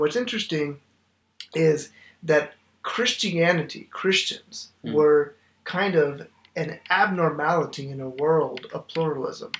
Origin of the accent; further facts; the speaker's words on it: Oklahoma, United States; moved away; I am originally from Oklahoma